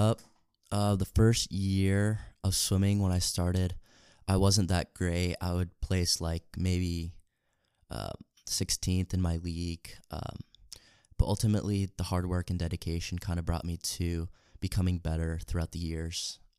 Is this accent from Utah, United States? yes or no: yes; Salt Lake City, Utah, United States; moved away; I'm from Salt Lake City, Utah.